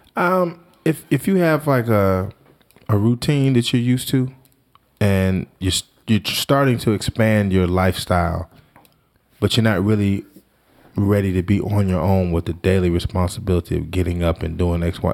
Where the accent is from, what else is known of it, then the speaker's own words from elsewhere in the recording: Washington, District of Columbia, United States; now in New Jersey, United States; I'm from Washington, D C